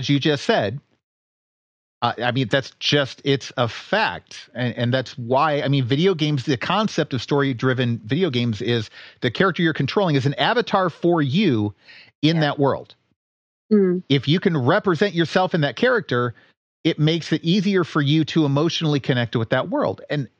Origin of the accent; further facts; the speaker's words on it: Washington, D.C. area, United States; I grew up just outside of Washington, D.C. It's a pretty diverse place.